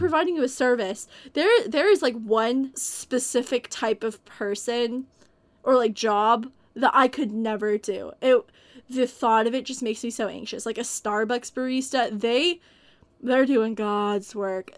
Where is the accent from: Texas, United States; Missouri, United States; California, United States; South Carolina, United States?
Texas, United States; I come from Texas, and we get tornadoes here sometimes